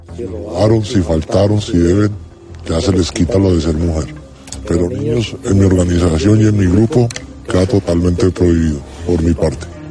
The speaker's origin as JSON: {"language": "Spanish", "country": "Colombia", "moved": "yes", "lives_now": "Spain"}